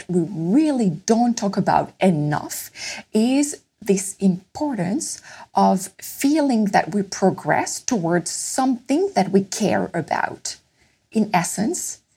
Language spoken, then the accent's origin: English; Paris, Île-de-France, France; moved away as an adult; also born or lived in Copenhagen, Denmark; I am French, and I was born in Paris